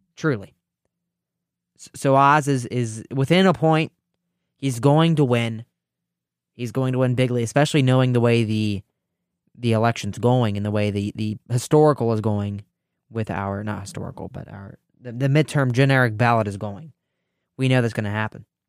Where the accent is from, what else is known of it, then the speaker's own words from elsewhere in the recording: Ohio, United States; Ohio, my home state